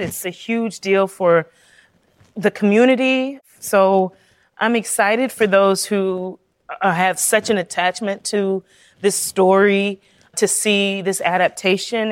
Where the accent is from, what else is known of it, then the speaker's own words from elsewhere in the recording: South Carolina, United States; I'm a girl from South Carolina